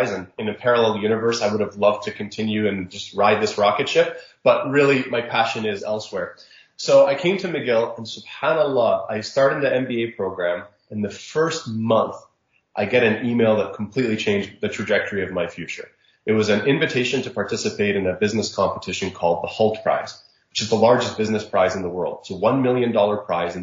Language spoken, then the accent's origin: English; Jeddah, Makkah Province, Saudi Arabia; moved away; also born or lived in Egypt (parents); I grew up in Saudi Arabia